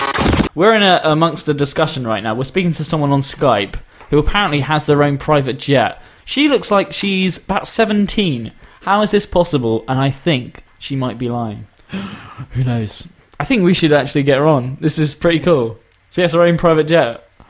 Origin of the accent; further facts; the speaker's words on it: United Kingdom; accent: British; My accent? Yeah, do you like the British accent?